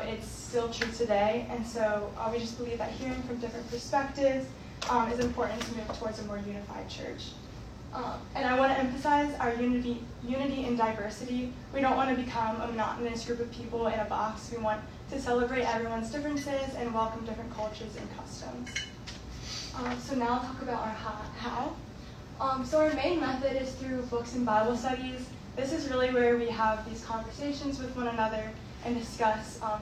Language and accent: English; Woodstock, Georgia, United States; I'm from Woodstock, Georgia, and I'm the director of outreach.